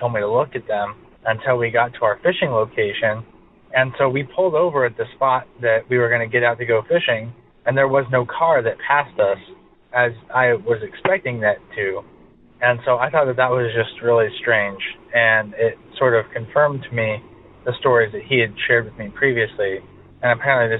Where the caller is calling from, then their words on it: California, United States; I'm calling from California.